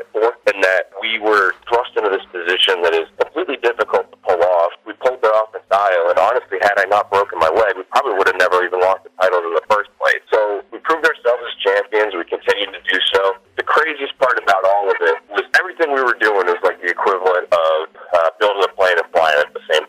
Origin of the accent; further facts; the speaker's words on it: Massachusetts, United States; Lowell, which is in my home state of Massachusetts